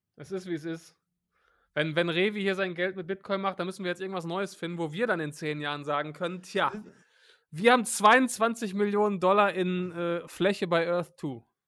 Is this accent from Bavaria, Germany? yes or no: no; Hattingen, North Rhine-Westphalia, Germany; Hattingen, meine, meine Heimatstadt.